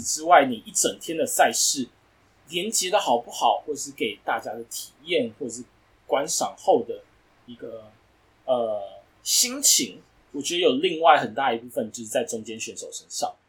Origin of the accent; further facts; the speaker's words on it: Taiwan; 我们从台湾来思考